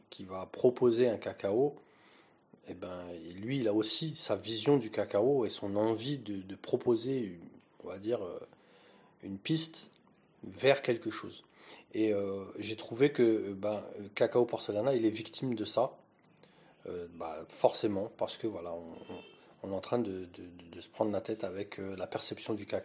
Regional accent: France; Et quand on parle de cacao, en tant que Français, euh, on a des attentes.

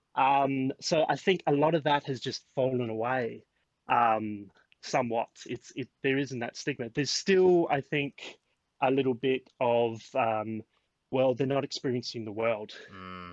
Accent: Australia; born or raised there

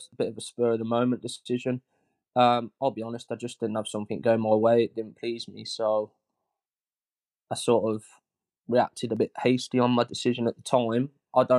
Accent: Bedworth, West Midlands, United Kingdom; I'm from Bedworth

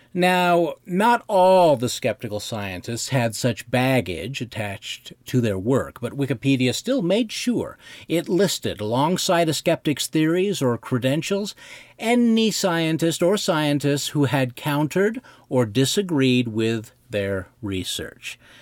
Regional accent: Bighorn Basin, northern Wyoming, United States; I grew up in the Bighorn Basin of northern Wyoming

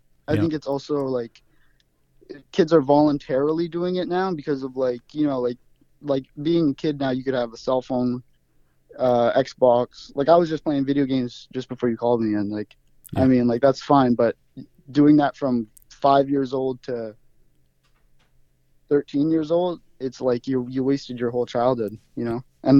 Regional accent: Alert Bay, British Columbia, Canada; there was a complete lack of supervision as a kid growing up in Alert Bay, basically.

